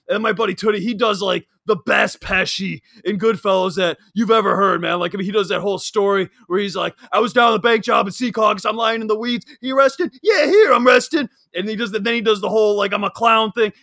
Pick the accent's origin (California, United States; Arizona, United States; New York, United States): New York, United States; Long Island; I'm a kid from Long Island